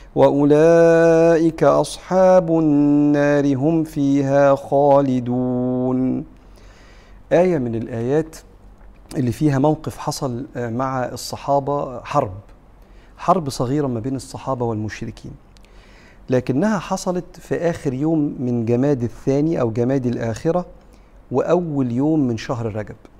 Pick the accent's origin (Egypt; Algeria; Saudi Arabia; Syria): Egypt; احنا كمصريين